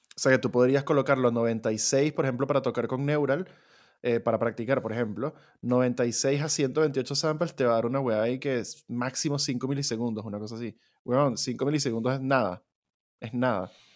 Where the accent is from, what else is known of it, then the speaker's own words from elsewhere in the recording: Venezuela; como somos un par de venecos que venimos de la tierra de Simón Bolívar